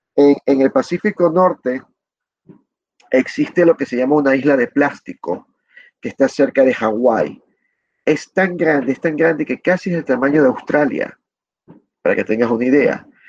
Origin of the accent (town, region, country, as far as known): Ecuador